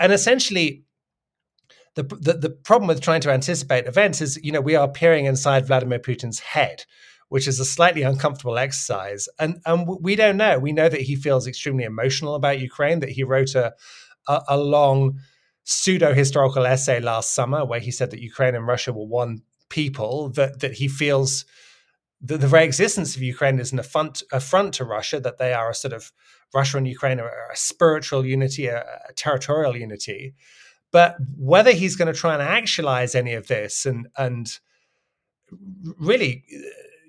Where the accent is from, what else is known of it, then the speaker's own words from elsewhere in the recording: United Kingdom; I'm British